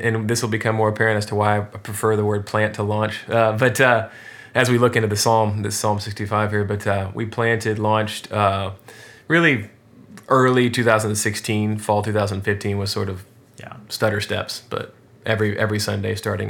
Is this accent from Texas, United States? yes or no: yes; Houston, Texas, United States; also born or lived in Scotland / North Carolina; but I'm from Houston, sixth generation Houstonian, and love Houston